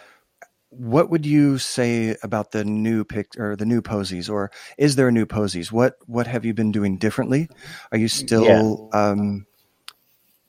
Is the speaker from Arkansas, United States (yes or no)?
no; Portland, Oregon, United States; moved away; I'm from Portland, Oregon, originally